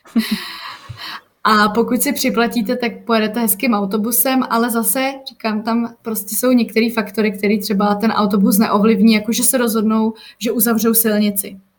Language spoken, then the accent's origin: Czech; Czechia